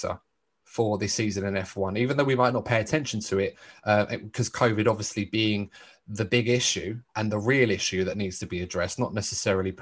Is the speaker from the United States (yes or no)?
no; United Kingdom; as a British sports fan